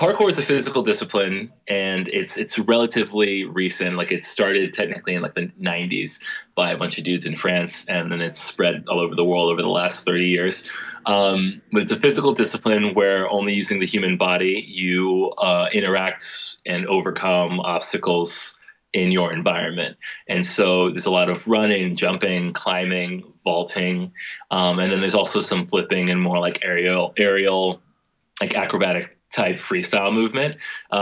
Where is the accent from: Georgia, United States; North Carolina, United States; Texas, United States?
Georgia, United States; Atlanta; moved away; growing up in Atlanta